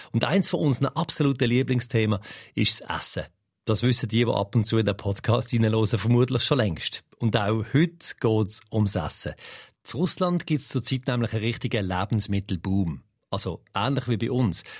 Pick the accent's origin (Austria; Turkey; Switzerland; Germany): Switzerland; bei uns in der Schweiz